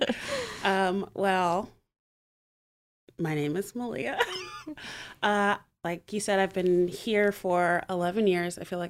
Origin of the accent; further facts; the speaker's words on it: Montgomery, United States; also born or lived in New Hampshire / Texas / Florida; So anyway, I guess I'm from Montgomery. I say I'm mostly from Montgomery. My dad was in the Air Force, so we moved around a bit. I was born in New Hampshire. Oh. I've lived in Texas and Florida.